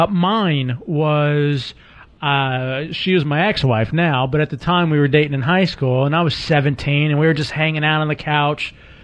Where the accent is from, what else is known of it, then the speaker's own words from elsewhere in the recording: Dallas, Texas, United States; I grew up in Texas, and in Dallas